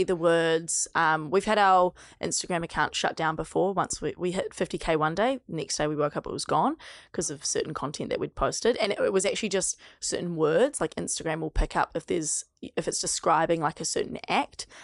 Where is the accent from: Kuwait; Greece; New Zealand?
New Zealand; accent: New Zealand; my New Zealand accent